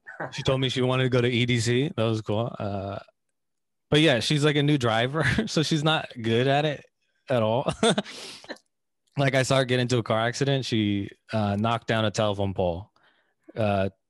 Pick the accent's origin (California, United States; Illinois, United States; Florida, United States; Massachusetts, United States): California, United States; Bay Area; I grew up in the Bay Area. That's where I grew up